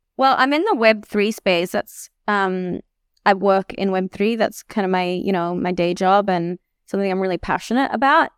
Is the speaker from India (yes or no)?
no; Australia; moved away as an adult; a nine-hour train to get to my hometown